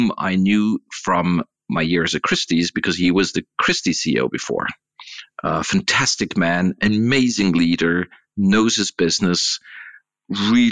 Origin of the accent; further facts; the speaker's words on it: Swiss-German part of Switzerland, German-speaking Switzerland, Switzerland; I'm coming from the Swiss-German part of Switzerland, not French, not Italian speaking